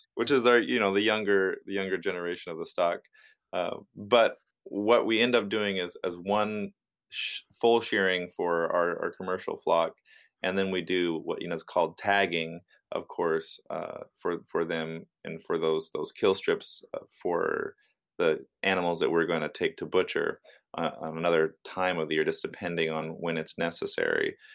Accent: Union, Oregon, United States; I, I grew up in Northeast Oregon in a, a little town called Union

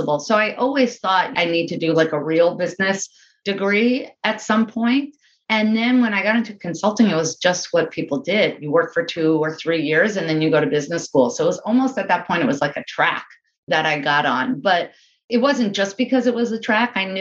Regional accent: Englewood, New Jersey, United States; I grew up in Englewood, New Jersey, which is just outside of New York City over the George Washington Bridge

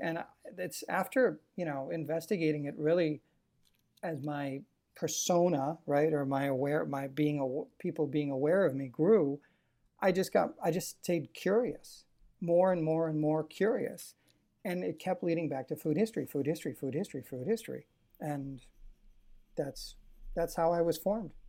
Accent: Waukesha, Wisconsin, United States; also born or lived in Mukwonago, Wisconsin; I didn't wanna be from Wisconsin. I grew up in Waukesha

